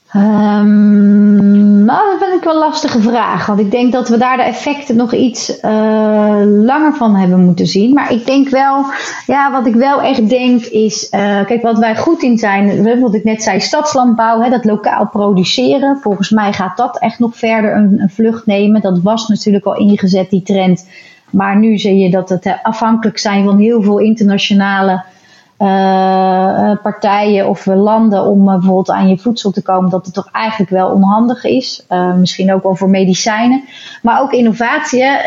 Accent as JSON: {"language": "Dutch", "town": "Rotterdam", "region": "South Holland", "country": "Netherlands", "said": "wij nou zelf als Rotterdammers"}